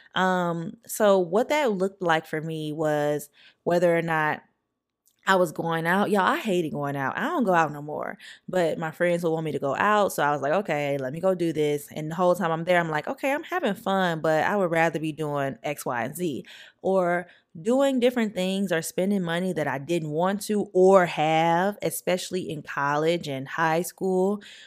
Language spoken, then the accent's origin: English; St. Francisville, Louisiana, United States; I grew up in Saint Francisville, Louisiana, very, very small town